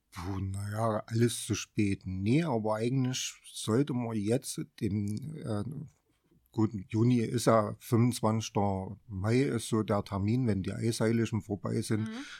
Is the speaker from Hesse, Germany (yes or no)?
no; Sonnenberg, Saxony, Germany; also born or lived in Erfurt; ich bin eigentlich schon immer auf dem Sonnenberg groß geworden